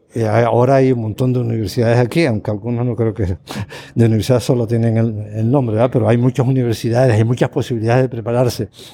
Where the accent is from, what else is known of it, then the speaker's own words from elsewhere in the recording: Canary Islands, Spain; moved away as an adult; now in Costa Rica; Canarias, de donde soy originario